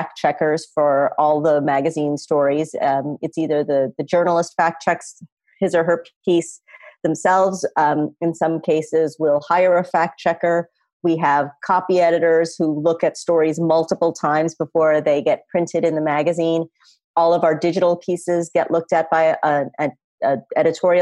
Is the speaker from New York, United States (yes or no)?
no; Chicago suburbs, Illinois, United States; moved away as an adult; also born or lived in Norfolk, Virginia; I was this kid from the Chicago suburbs.